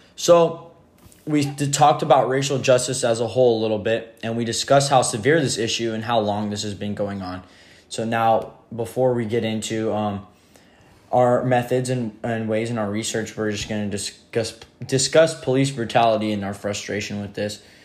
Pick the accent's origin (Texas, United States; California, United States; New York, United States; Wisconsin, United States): California, United States; Merced; growing up in Merced is so diverse and there's so many different races here